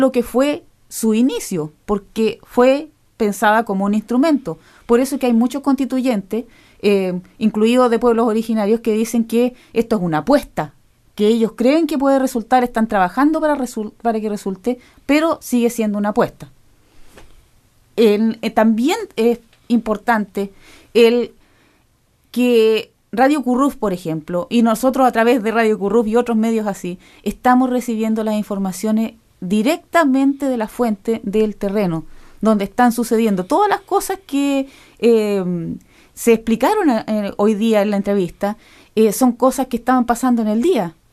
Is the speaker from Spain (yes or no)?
no; Chile; now in New Zealand; somos, eh, chilenos